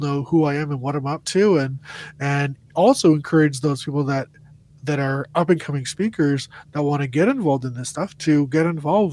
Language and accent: English; New Brunswick, Canada; I grew up in New Brunswick